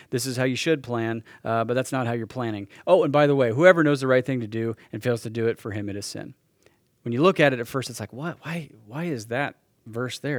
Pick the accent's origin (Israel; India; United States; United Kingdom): United States; Salina, Kansas; moved away as an adult; Ended up coming back to Salina, Kansas, my, my hometown